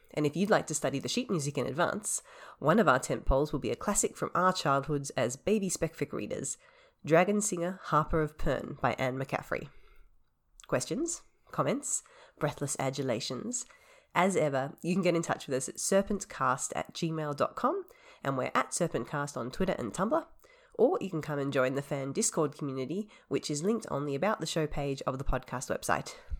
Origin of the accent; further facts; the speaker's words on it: Australia; being Australian